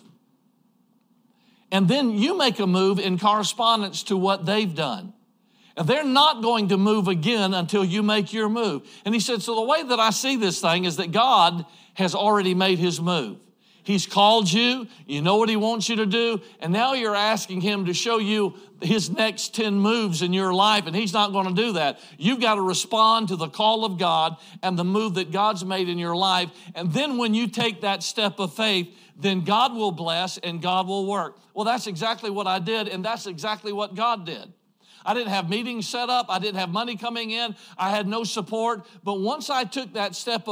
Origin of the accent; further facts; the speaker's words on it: Georgia, United States; moved away as an adult; now in Idaho, United States; I grew up in Georgia. I'm a Georgia boy